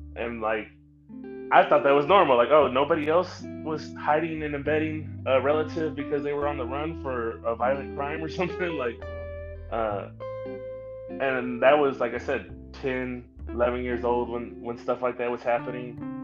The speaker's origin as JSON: {"language": "English", "town": "St. Louis", "region": "Missouri", "country": "United States", "tie": "born or raised there", "moved": "as an adult", "lives_now": "Dallas, United States", "said": "I grew up in North County, St. Louis. Um, I was born in Dallas, but I was raised in St. Louis"}